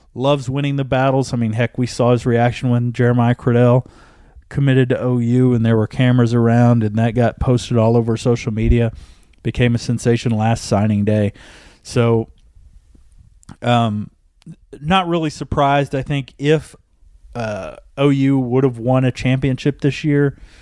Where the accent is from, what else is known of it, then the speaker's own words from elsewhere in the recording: Oklahoma City, Oklahoma, United States; I grew up in Northwest Oklahoma City watching a lot of O U basketball